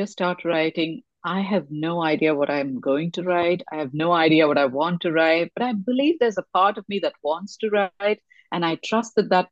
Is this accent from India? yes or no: yes; India; I come from India and reincarnation was spoken about in the family since I was crawling